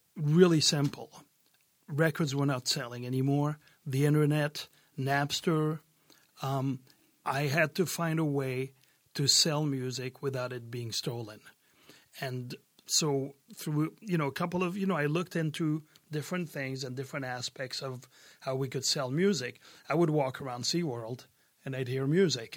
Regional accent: France; moved away as an adult; also born or lived in Brooklyn, New York, United States / San Diego, United States; growing up in France, there was a lot of pop, and in the south of France, there was a lot of gypsy music

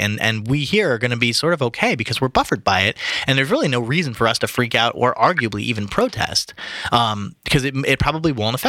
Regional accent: New Jersey, United States; moved away as an adult; now in California, United States; I was born in New Jersey. I've been living in California for 10 years.

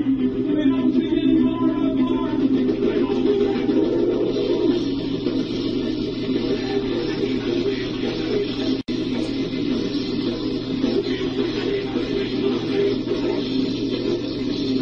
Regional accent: Oklahoma, United States; moved away; back when I grew up in Oklahoma

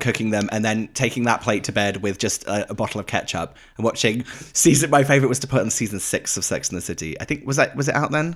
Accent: United Kingdom; now in United States; as British people

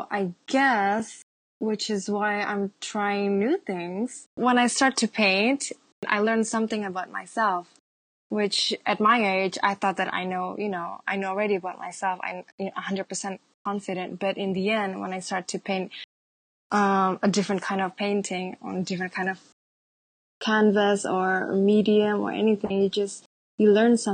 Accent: Java, Indonesia; I am from Java.

